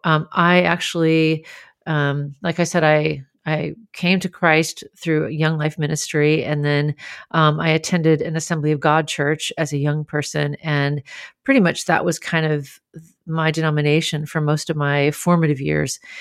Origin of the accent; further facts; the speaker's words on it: Grand Forks, North Dakota, United States; I grew up in Grand Forks, North Dakota, where almost everybody was Lutheran and Swedish